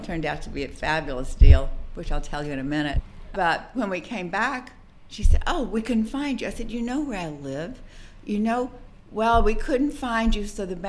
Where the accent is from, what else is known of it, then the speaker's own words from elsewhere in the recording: West Texas, United States; Well, I grew up in West Texas, small town in West Texas. It was not the Milan of the West.